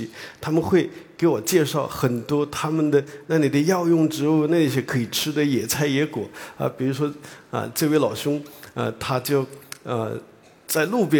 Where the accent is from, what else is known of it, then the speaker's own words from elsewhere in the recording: Hunan, China; 那么我呢是。在湖南长大的，呃，然后到了生物王国